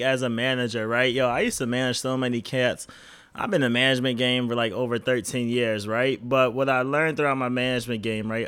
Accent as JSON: {"language": "English", "town": "Rochester", "region": "New York", "country": "United States", "moved": "yes", "lives_now": "Boston, United States", "said": "we are from Rochester"}